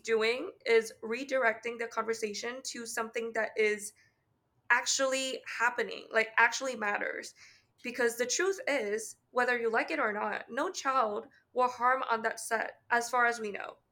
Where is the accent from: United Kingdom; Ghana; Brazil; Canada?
Canada; accent: Canadian; my speech intonation and my Canadian accent